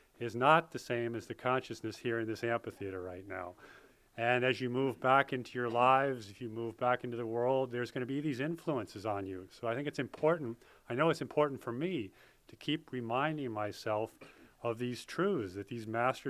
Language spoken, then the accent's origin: English; Poughkeepsie, New York, United States; I grew up in Poughkeepsie, New York